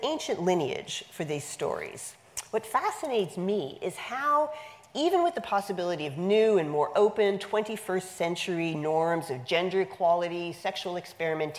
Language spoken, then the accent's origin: English; Canada; now in United States; I'm Canadian by birth. I was born and raised in Canada.